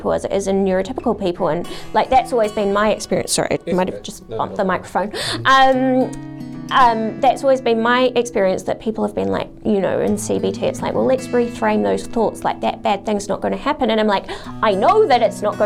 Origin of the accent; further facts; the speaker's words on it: New Zealand; also born or lived in Adelaide, Australia; I was born in New Zealand, and then my dad's a doctor, and as part of his like specialist training, we went to Adelaide for him to finish that off